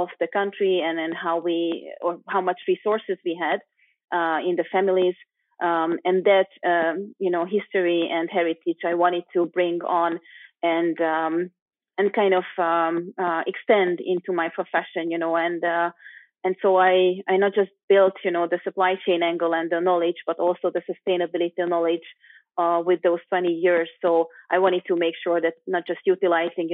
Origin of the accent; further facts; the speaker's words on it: Budapest, Hungary; moved away as an adult; also born or lived in London; now in Switzerland; I'm from Eastern Europe originally, Budapest, Hungary, which is a beautiful place.